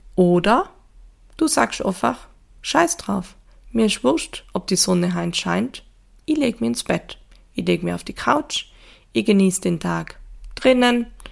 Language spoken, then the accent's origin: German; Tyrol, Austria; Ich komme ja doch aus Tirol, da gibt's ja doch viel Schnee